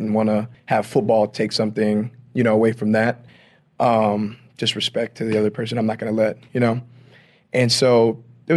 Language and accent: English; Louisiana, United States; I'm from Louisiana, so you know we have parades and everything down there